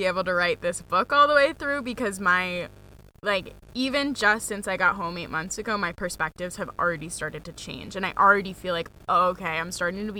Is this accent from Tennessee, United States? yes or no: no; Maine, United States; now in North Carolina, United States; I was like, I'm from Maine. It's not cold in the South.